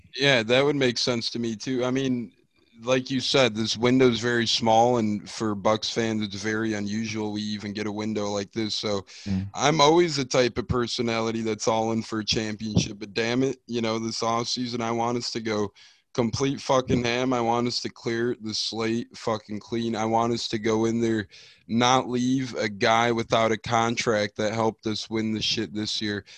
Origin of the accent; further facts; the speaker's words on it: Chicago, Illinois, United States; moved away; also born or lived in Tampa, Florida; I'm a Chicagoan